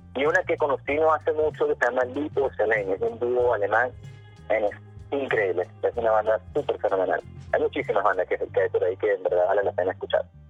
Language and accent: Spanish; Venezuela; moved away; somos una banda venezolana